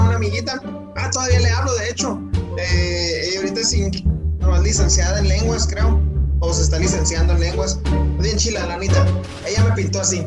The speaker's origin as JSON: {"language": "Spanish", "country": "Mexico", "said": "somos mexicanos"}